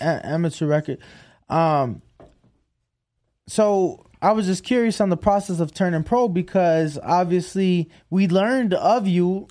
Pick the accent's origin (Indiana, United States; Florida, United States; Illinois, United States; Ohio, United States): Illinois, United States; Chicago; now in Las Vegas, United States; I'm from Chicago